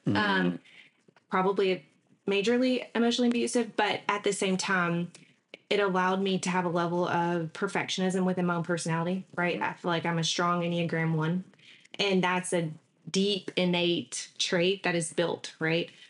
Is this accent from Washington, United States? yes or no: no; Mesquite, Texas, United States; also born or lived in Galveston, Texas / China, Texas / Dallas, Texas / New York; now in Southeast Texas, United States; I was here until about third grade, and then my parents decided to move us out to Mesquite, Texas. So, grew up in Mesquite, went to Beasley, Kimbrough, Poteet High School